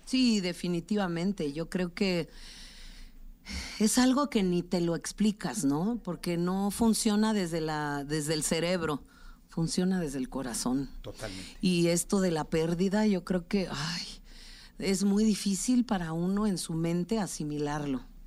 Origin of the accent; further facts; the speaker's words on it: Tlaxiaco, Oaxaca, Mexico; Tlajiaco, mi pueblo, en la Sierra Sur de Oaxaca